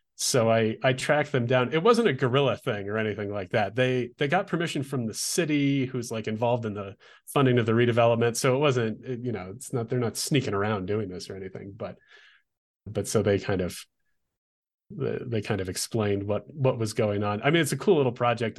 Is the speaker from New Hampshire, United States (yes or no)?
no; Olympia, Washington, United States; now in Albuquerque, United States; I grew up in Olympia, Washington